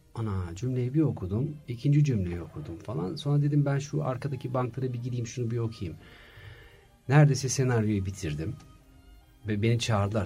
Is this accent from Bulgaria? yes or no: no; Germany; moved away as an adult; now in Turkey; 3 yaşımda Almanya'ya gittik ailemle. Orada anaokulundan bütün işte okul hayatıma, konservatuvar hayatıma, tiyatrolara, işte e, iş hayatıma derken e, 33 yıl Almanya'da yaşadım